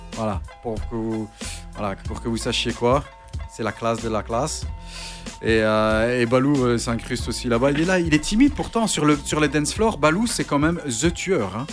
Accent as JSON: {"language": "French", "town": "Charleroi", "region": "Wallonia", "country": "Belgium", "said": "je suis Carolo"}